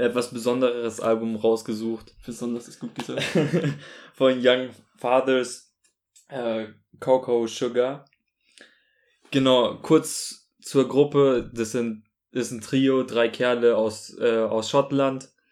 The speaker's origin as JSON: {"language": "German", "town": "Munich", "region": "Bavaria", "country": "Germany", "also_born_or_lived": "Augsburg", "said": "ich komme auch aus München"}